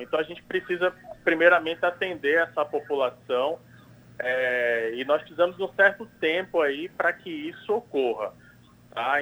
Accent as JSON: {"language": "Portuguese", "region": "Paraíba", "country": "Brazil", "moved": "yes", "lives_now": "São Paulo, Brazil", "said": "Eu que sou paraibano e que estou aqui em São Paulo participando dos estudos da vacina"}